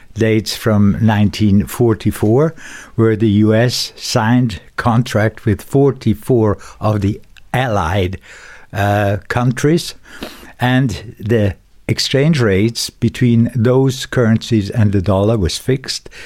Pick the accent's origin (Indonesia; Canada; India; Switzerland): Switzerland; Dübendorf, Zurich; also born or lived in Schaffhausen; I was born in Dubendorf, and I went partly to school there